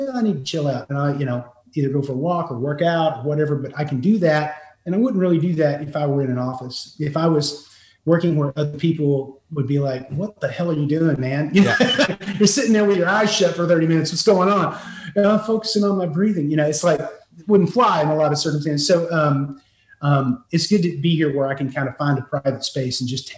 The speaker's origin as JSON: {"language": "English", "region": "West Virginia", "country": "United States", "tie": "born or raised there", "also_born_or_lived": "Los Angeles, California", "moved": "as an adult", "said": "I was born and raised in West Virginia. After college, I moved out to Los Angeles, California, and I lived out there about 5 years, 5-6 years."}